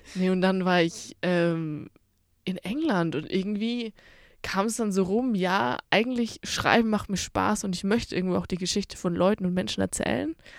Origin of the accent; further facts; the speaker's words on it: Bavaria, Germany; moved away as an adult; now in Dortmund, Germany; ich komme ja eigentlich aus Bayern